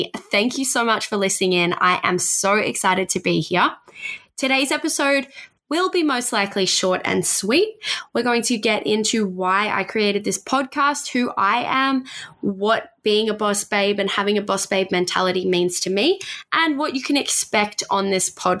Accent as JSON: {"language": "English", "region": "Tasmania", "country": "Australia", "tie": "born or raised there", "moved": "yes", "lives_now": "Sunshine Coast, Australia", "said": "I grew up in Tasmania. I live in the Sunshine Coast now."}